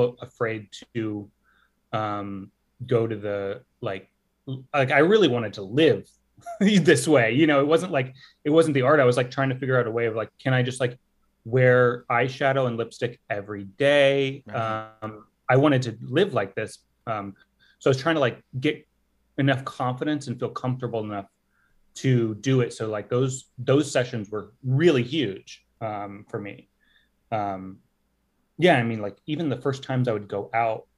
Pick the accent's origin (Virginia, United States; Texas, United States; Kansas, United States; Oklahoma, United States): Texas, United States; I'm from Texas